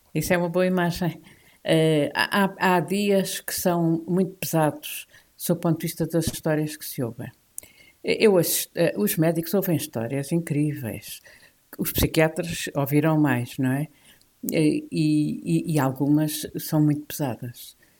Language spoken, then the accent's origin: Portuguese; the South, southern Portugal, Portugal; Eu sou do Sul, pertenço ao Sul